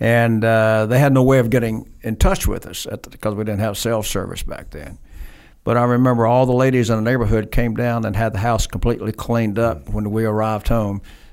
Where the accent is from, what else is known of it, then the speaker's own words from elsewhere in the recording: Hickory, North Carolina, United States; also born or lived in Pensacola, Florida; I grew up in a little town called Hickory, North Carolina. I was born in Pensacola.